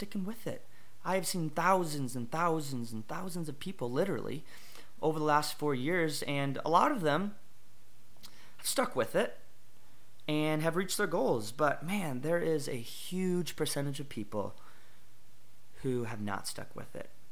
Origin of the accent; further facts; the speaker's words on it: Kenosha, Wisconsin, United States; I am from Kenosha, Wisconsin. Good old Kenosha. It's great. Loved it.